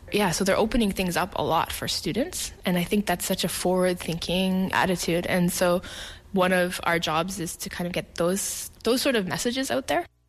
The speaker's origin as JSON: {"language": "English", "country": "Canada", "moved": "as an adult", "lives_now": "Korea", "said": "I'm a Canadian. I've been living here in Korea for ten years now"}